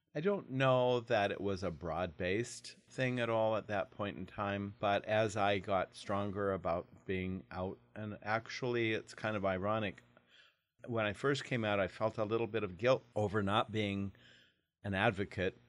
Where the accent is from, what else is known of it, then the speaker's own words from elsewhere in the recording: Portland, Oregon, United States; moved away as an adult; also born or lived in Idaho; now in Longview, United States; I grew up in Portland, Oregon.